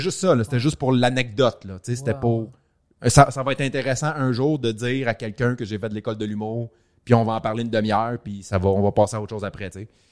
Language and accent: French; Montreal, Quebec, Canada; je suis parfaitement bilingue, je viens de Montréal